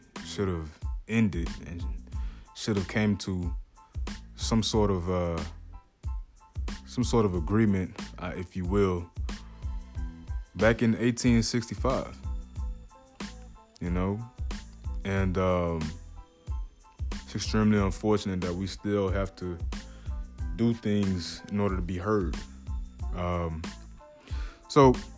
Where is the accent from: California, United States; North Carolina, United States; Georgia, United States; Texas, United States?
Georgia, United States; Atlanta; I'm from Atlanta, Georgia